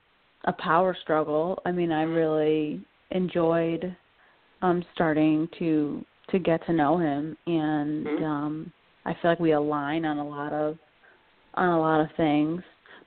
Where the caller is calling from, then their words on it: Connecticut, United States; I'm calling from Connecticut